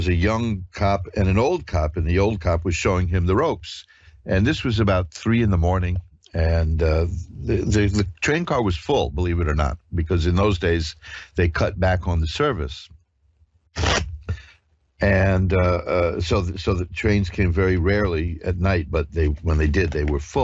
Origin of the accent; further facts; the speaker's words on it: New York, United States; I'm a native New Yorker